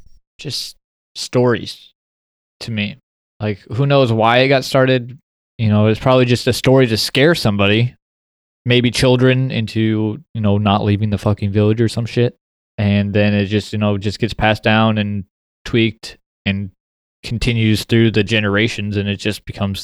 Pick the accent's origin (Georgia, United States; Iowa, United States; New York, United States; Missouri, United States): Iowa, United States; We're from Iowa.